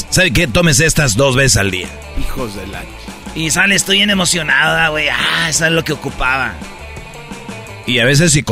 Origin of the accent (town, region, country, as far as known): Jiquilpan, Michoacán, Mexico